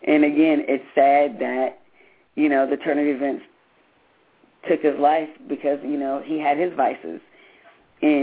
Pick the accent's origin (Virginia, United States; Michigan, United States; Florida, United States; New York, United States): Michigan, United States; Grand Rapids; moved away; I'm originally from Grand Rapids, Michigan